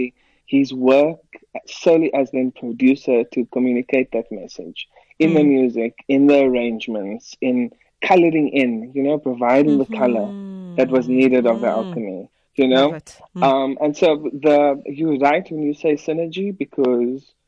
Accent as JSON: {"language": "English", "country": "South Africa", "said": "I'm a South African pianist"}